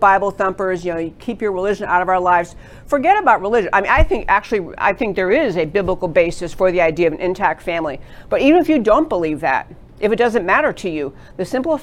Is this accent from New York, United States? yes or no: yes; New York, United States; moved away as an adult; also born or lived in California; now in Texas, United States; I grew up in New York